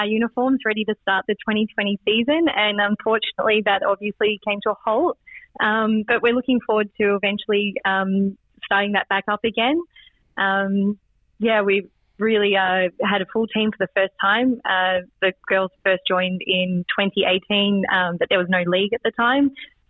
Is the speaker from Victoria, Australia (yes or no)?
yes; Ballarat, Victoria, Australia; moved away as an adult; now in Germany; Well, my husband works for a German company, so we moved from Ballarat by Melbourne to here in Germany 3.5 years ago.